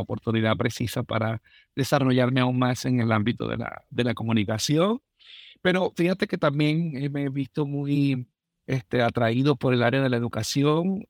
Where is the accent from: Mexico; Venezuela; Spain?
Venezuela; moved away as an adult; now in Minnesota, United States; soy un venezolano